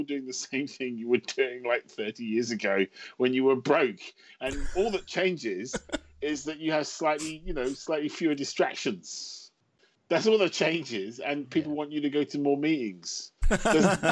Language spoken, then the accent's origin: English; London, United Kingdom; I'm a Londoner.